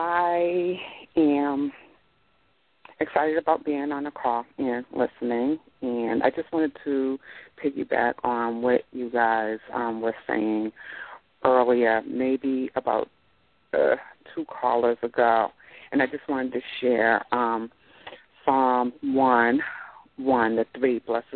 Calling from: Boston, Massachusetts, United States; I'm calling from Boston, Massachusetts, Tattletown.

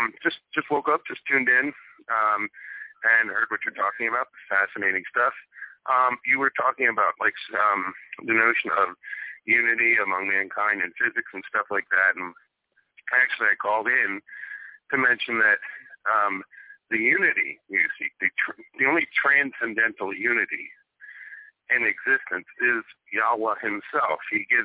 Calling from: Philadelphia, Pennsylvania, United States; Hello, Richard. … from Philadelphia.

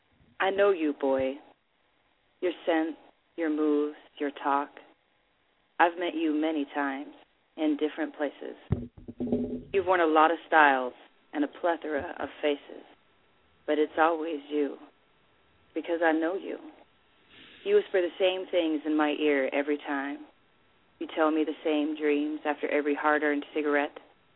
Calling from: Milwaukee, Wisconsin, United States; Wisconsin, Milwaukee.

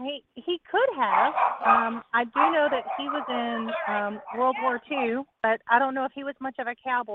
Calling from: Texas, United States; Hi. This is … I'm calling from Texas.

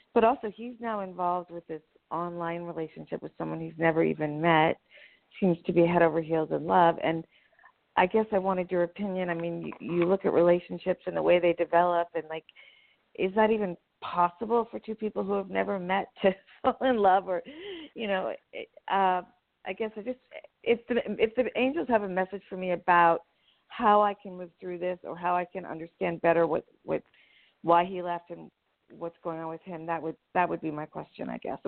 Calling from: United States; I'm in the New York, New Jersey area, actually, too.

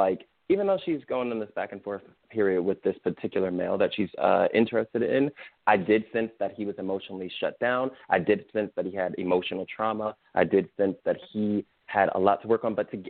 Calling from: Austin, Texas, United States; I'm calling from Austin.

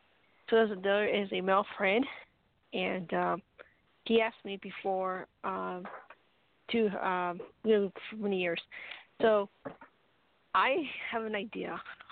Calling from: New Mexico, United States; New Mexico.

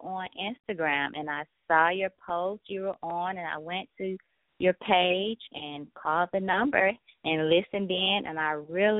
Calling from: Atlanta, Georgia, United States; from Atlanta Travel Leisure, and I'm calling from Atlanta, Georgia.

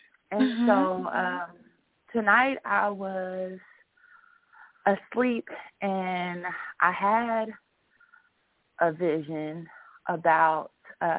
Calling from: Texas, United States; I'm calling from Texas.

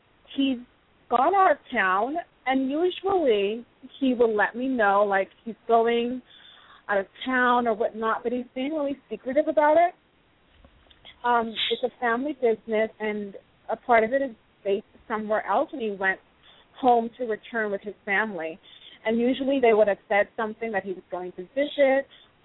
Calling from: Los Angeles, California, United States; I'm calling from Los Angeles.

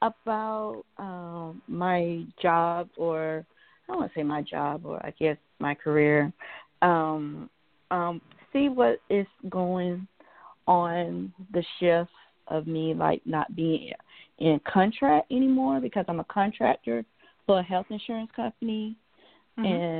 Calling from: Georgia, United States; Hey, I'm calling from Georgia.

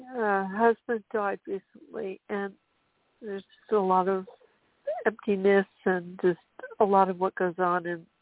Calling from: Monterey, California, United States; I'm calling from Monterey, Central Coast, California.

